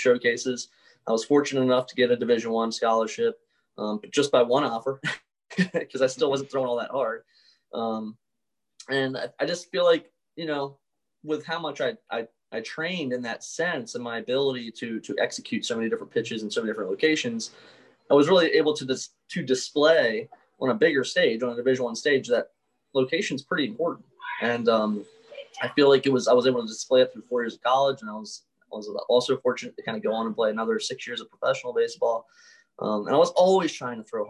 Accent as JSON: {"language": "English", "town": "Baltimore", "region": "Maryland", "country": "United States", "tie": "born or raised there", "said": "I grew up in Baltimore"}